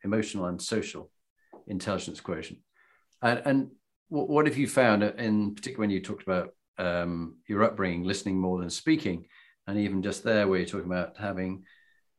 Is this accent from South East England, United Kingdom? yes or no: no; Yorkshire and the Humber, United Kingdom; being a Yorkshireman